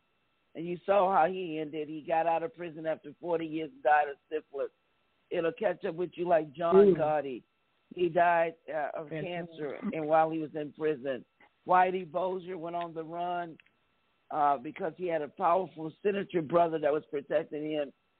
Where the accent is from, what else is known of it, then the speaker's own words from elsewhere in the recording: New York City, New York, United States; growing up in New York City, I'm from New York, a New Yorker